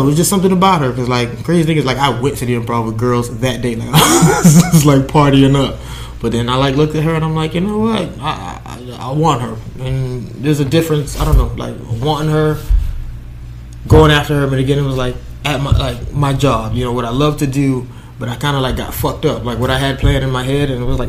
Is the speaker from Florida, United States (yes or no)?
yes; Miami, Florida, United States; now in Coral Springs, United States; born and raised in Miami. I live in Coral Springs.